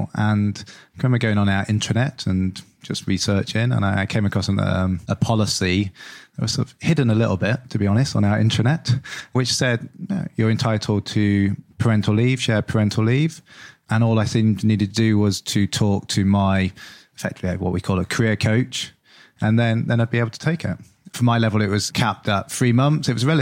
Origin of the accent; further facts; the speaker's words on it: Lincolnshire, East Midlands, United Kingdom; moved away; I grew up in Lincolnshire.